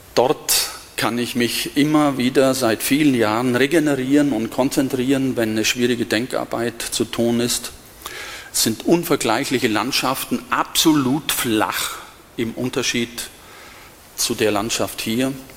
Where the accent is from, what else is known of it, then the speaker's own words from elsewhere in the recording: Diocese of Augsburg, Bavaria, Germany; moved away as an adult; now in Berlin, Germany; ich stamme aus dem Bistum Augsburg und bin hier aufgewachsen